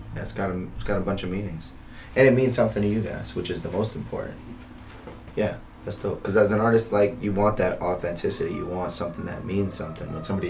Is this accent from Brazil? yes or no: no; Philippines; I'm Filipino. It's neither here nor there.